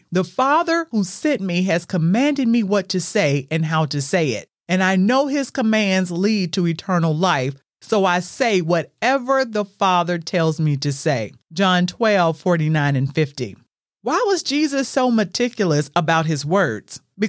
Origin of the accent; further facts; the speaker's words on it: the South, United States; I grew up in the South